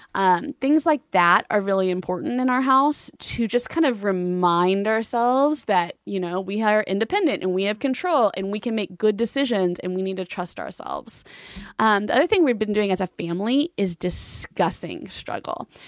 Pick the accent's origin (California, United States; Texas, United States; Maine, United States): Texas, United States; Fort Worth; moved away as an adult; also born or lived in Germany; I grew up in Fort Worth. I moved here when I was about six months old with my family and grew up on the East Side and loved it